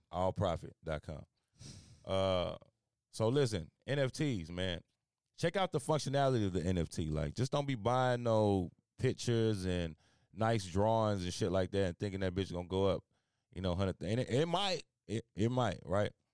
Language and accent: English; Houston, Texas, United States; I was born in Houston, Texas